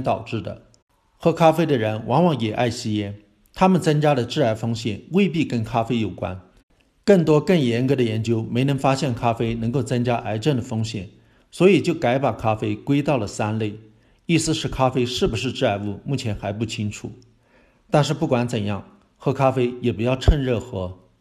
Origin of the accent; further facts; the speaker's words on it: China; 我们中国人